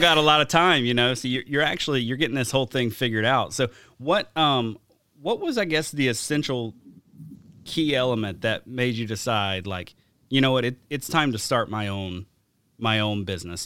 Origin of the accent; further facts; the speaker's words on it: Alabama, United States; moved away; my hometown in Alabama